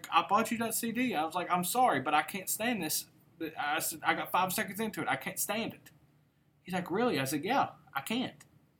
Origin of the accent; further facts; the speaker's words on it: Appalachia, United States; growing up in Appalachia